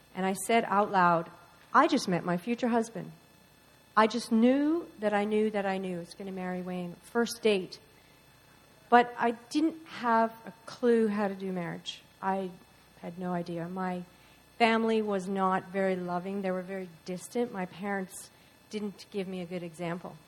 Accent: Newfoundland and Labrador, Canada; moved away; We're both from Newfoundland.

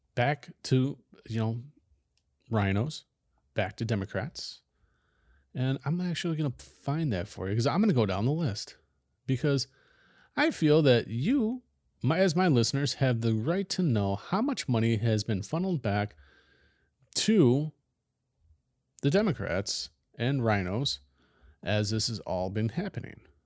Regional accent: United States; as an American

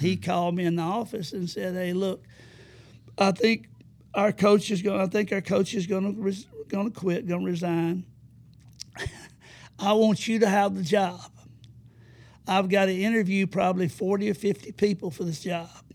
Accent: Madison County, Alabama, United States; also born or lived in Huntsville, Alabama; I was born and raised in Madison County

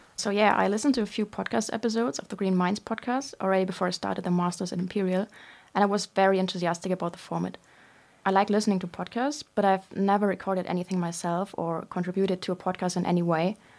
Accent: Germany; moved away as an adult; now in London, United Kingdom; I'm from Germany, and I'm twenty-two years old.

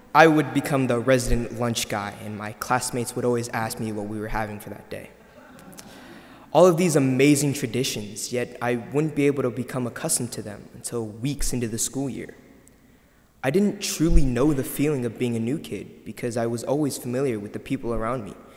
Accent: San Antonio, Texas, United States; also born or lived in South Korea; I lived in San Antonio my entire life, yet I'm from Korea

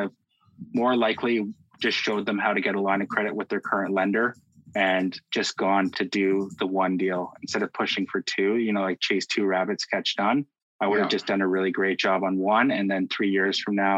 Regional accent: Burlington, Ontario, Canada; now in Milton, Canada; I'm from Burlington originally, currently living in Milton.

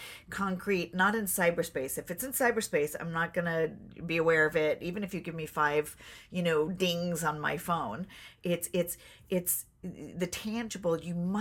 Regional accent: Beverly Hills, California, United States; also born or lived in Chicago; we grew up in Beverly Hills and we came from Chicago

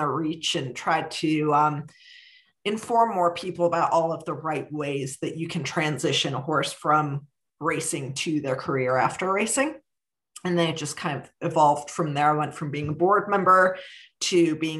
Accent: Cleveland, Ohio, United States; now in Kentucky, United States; I grew up in Cleveland, Ohio, and was a horse crazy kid

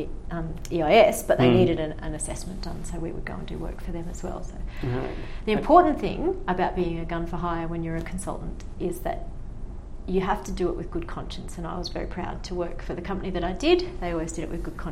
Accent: Far North Queensland, Australia; moved away; I grew up in Far North Queensland

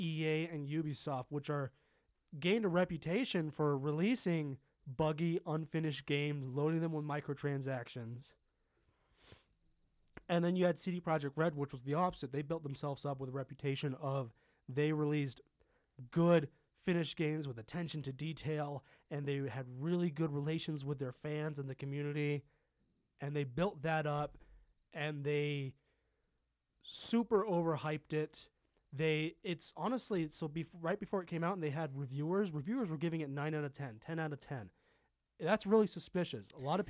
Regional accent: Los Angeles, California, United States; I grew up in Los Angeles and we just like snack on that shit.

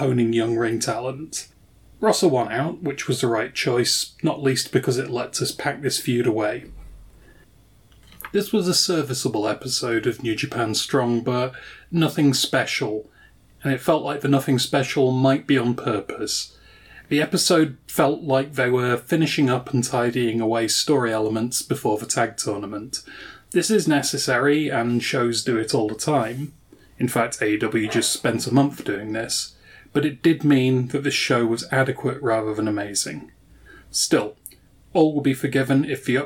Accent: United Kingdom; As a Brit

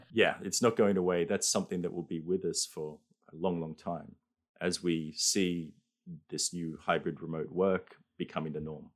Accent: Australia; now in Japan; I'm an Australian living in Japan

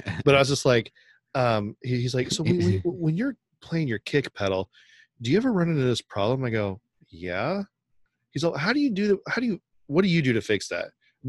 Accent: Sacramento, California, United States; We're from Sacramento, too.

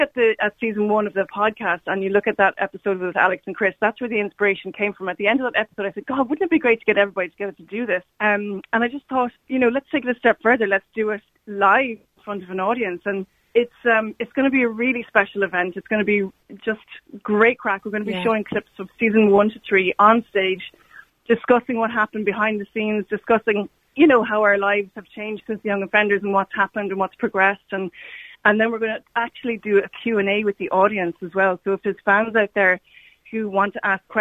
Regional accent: Cork, Munster, Ireland; also born or lived in Galway; I was born in Galway, which I'm very proud of. But I suppose if anyone asks, I say I'm from Cork because that's where my formative years are spent

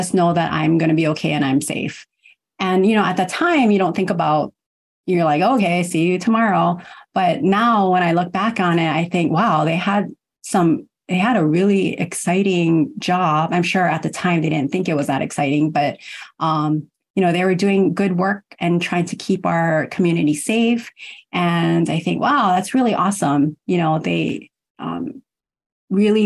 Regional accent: Honolulu, Hawaii, United States; also born or lived in Kumamoto, Japan; I was born in Japan, in Kumamoto, and I was adopted, but raised here in Honolulu.

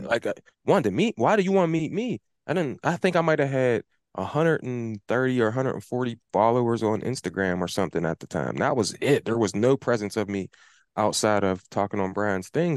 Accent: Pittsburgh, Pennsylvania, United States; the neighborhood that I grew up in, that I live in right now

